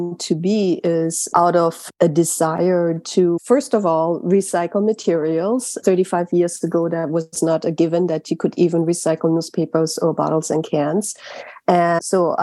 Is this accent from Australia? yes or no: no; Germany; now in New York City, United States; I grew up in Germany.